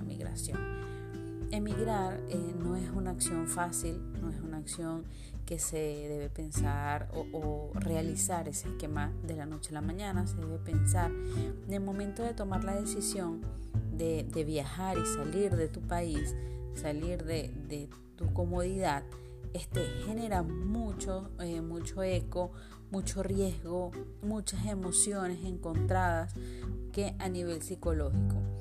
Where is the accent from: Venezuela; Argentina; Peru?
Venezuela; yo soy venezolana